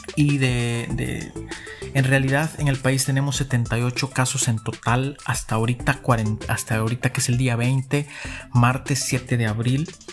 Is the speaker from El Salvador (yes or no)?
yes; El Salvador; como salvadoreños